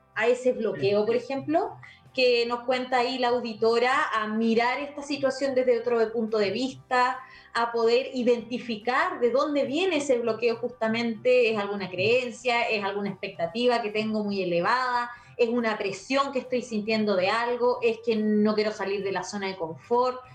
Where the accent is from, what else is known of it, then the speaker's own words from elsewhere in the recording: Chile; soy chilena y conozco esta sociedad